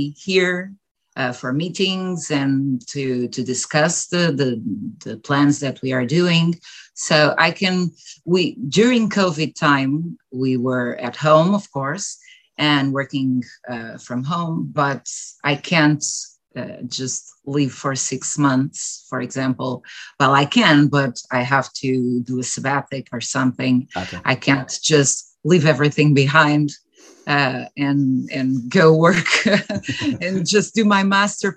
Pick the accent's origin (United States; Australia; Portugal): Portugal; I'm from Portugal and I do live in Portugal. I was born and raised here